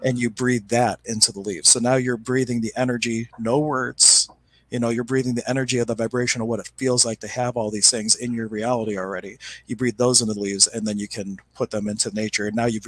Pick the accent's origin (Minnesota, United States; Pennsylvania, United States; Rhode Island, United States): Pennsylvania, United States; Pittsburgh; I come from Pittsburgh, Pennsylvania.